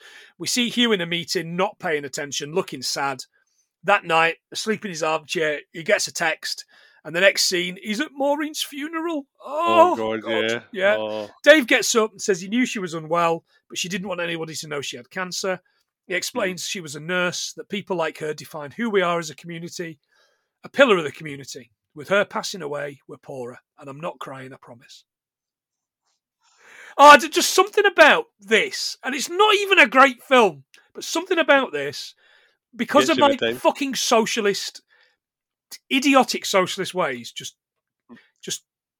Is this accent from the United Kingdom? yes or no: yes; Sherwood Forest, East Midlands, United Kingdom; I was born in Sherwood Forest.